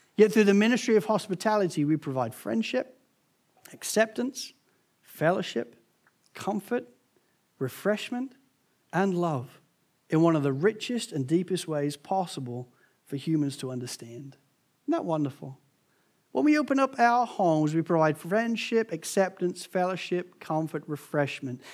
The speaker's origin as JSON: {"language": "English", "region": "England", "country": "United Kingdom", "also_born_or_lived": "United States", "said": "being English"}